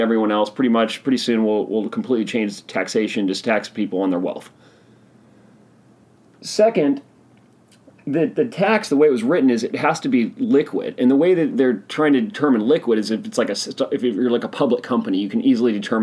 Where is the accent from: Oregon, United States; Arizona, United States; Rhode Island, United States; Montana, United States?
Oregon, United States; my home state of Oregon